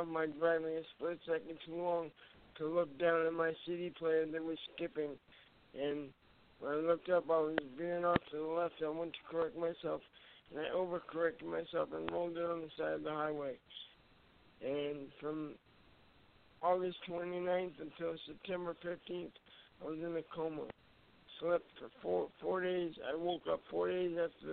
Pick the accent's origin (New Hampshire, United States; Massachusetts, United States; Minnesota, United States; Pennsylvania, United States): New Hampshire, United States; Manchester; also born or lived in Merrimack, New Hampshire; I grew up in Manchester.